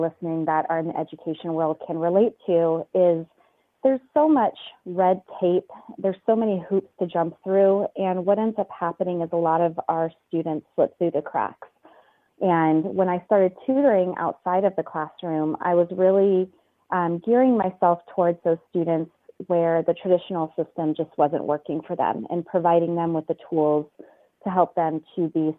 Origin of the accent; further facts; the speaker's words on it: California, United States; moved away as an adult; now in Chicago, United States; I am originally from California